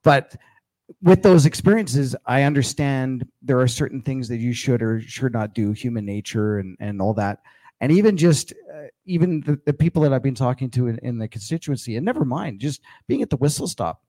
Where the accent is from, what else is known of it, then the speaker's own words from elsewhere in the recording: Winnipeg, Manitoba, Canada; also born or lived in Alberta; now in Red Deer, Canada; I grew up in Winnipeg and I moved out here in 96. So I'm definitely an Albertan.